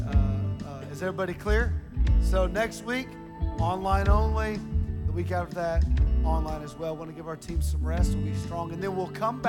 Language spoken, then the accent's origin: English; Ohio, United States; moved away; I'm from Ohio